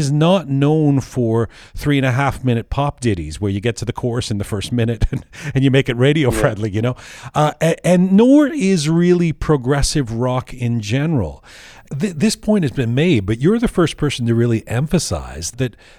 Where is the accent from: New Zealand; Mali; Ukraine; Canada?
Canada; also born or lived in London; I was born in London, grew up in Canada